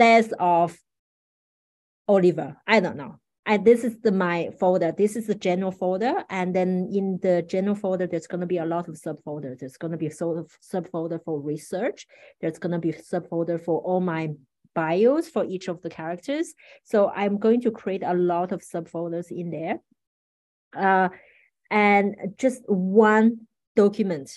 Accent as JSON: {"language": "English", "town": "Paris", "region": "Île-de-France", "country": "France", "tie": "born or raised there", "said": "I grew up in Paris, so I'm relatively familiar with that place"}